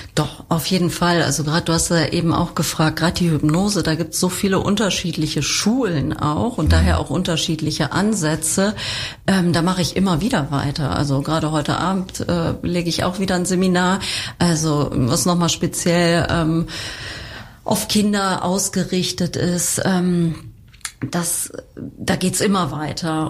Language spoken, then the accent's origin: German; Germany; bei uns in Deutschland